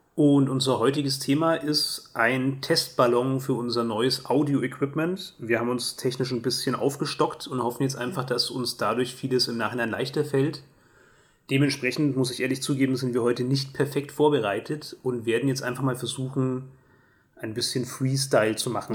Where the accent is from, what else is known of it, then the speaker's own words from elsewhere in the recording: Germany; also born or lived in Erlangen; als Deutscher